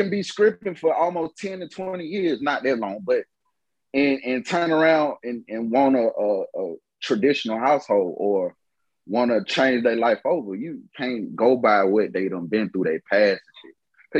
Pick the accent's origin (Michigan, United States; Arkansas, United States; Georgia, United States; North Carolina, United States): Georgia, United States; Eatonton; also born or lived in Atlanta, United States; right, so look, Larry, we grew up in Edenton, Georgia, okay?